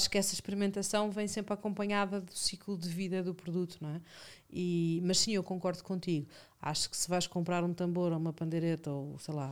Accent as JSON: {"language": "Portuguese", "region": "Lisbon", "country": "Portugal", "tie": "born or raised there", "said": "Não, sou de Alvalade. Eu, eu, só saí de Alvalade há quatro meses. Eu vivi a vida inteira em Alvalade na mesma rua."}